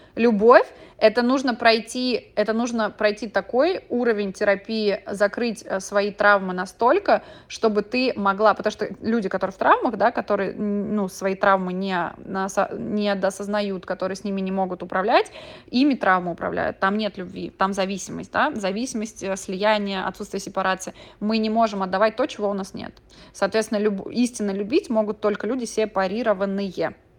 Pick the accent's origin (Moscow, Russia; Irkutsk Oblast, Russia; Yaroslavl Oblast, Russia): Moscow, Russia; moved away as an adult; also born or lived in Mexico; я родилась в Москве и выросла